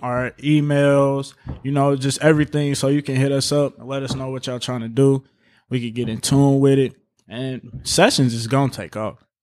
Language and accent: English; Chicago, Illinois, United States; now in Indianapolis, United States; I'm from Chicago, Illinois